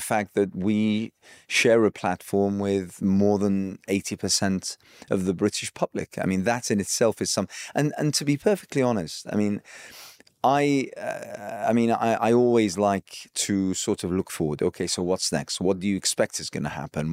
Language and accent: English; Iraq; I hail from Iraq